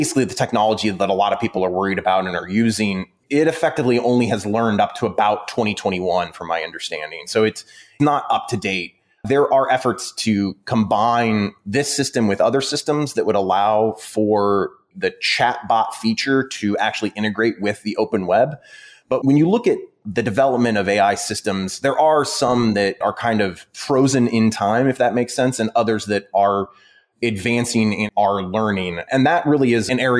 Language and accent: English; Midwest, United States; I'm from the Midwest